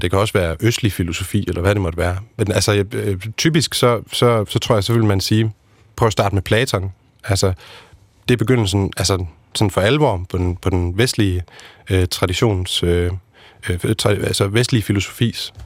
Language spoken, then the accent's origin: Danish; Aarhus, Central Denmark Region, Denmark; jeg er født og opvokset i Aarhus